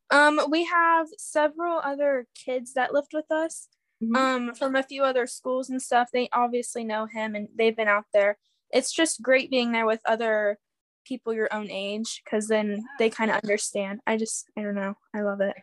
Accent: Urbana, Ohio, United States; I'm from Urbana, Ohio. It's a small town

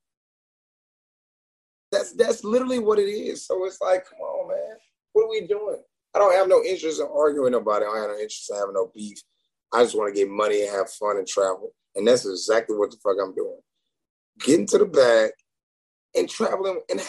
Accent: Houston, Texas, United States; I'm from Houston

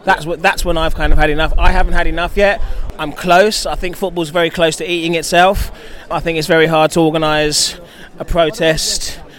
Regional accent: London, United Kingdom; where I grew up in Dulwich

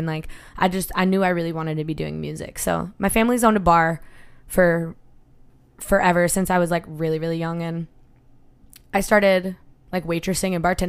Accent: Buffalo, New York, United States; moved away; I am from Buffalo, New York. I grew up, my grandma still lives there actually. Grew up like a mile from the Buffalo Bills Stadium

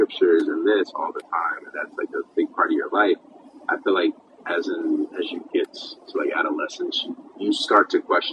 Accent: Dallas, Texas, United States; also born or lived in Silver Spring, Maryland / Pittsburgh; moved to Texas, like Dallas, and I would say, I mean, I'm basically raised. Dallas raised me. Like, I call Dallas home

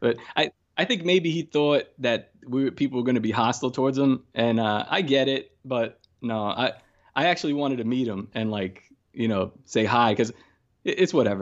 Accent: New York City, New York, United States; born and raised in New York and Brooklyn

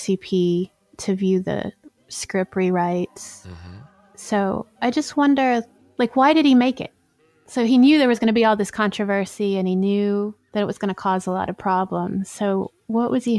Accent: Alabama, United States; I'm from Alabama. So I grew up around things like this.

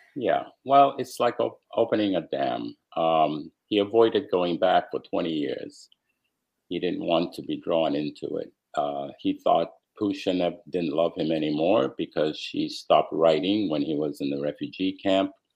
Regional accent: United States; also born or lived in Romania; while I was growing up in America

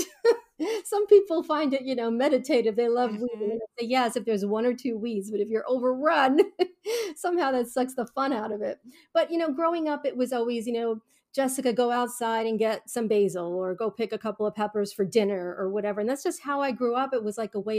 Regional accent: New York City, New York, United States; I was a city girl. I grew up in Queens, New York

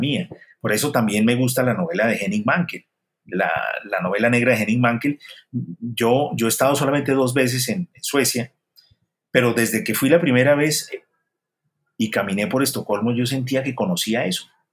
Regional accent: Colombia; moved away; also born or lived in Spain / Paris; yo como autor colombiano

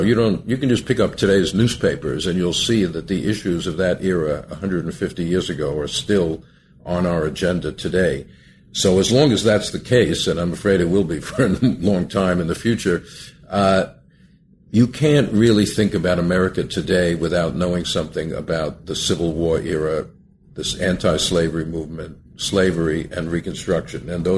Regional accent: Long Island, New York, United States; Well, I grew up in Long Island, a suburb of New York City, and when I was a youth, my aim was really to become a scientist.

